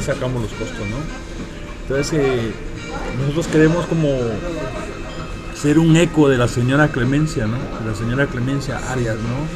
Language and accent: Spanish; Guatemala; moved away; yo soy de Guatemala.